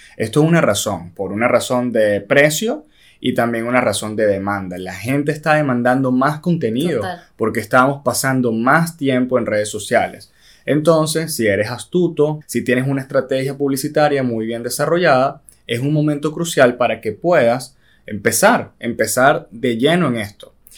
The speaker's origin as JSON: {"language": "Spanish", "country": "Venezuela", "said": "nosotros somos venezolanos"}